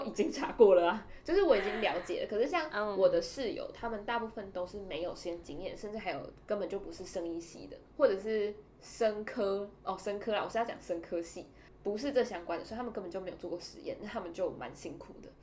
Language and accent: Chinese; Taiwan; 我就是台湾人啊